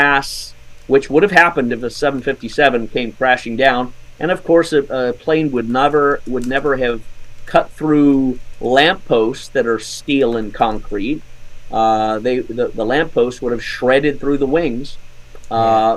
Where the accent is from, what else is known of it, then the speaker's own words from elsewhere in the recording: Scotland, United Kingdom; moved away; I was born in Scotland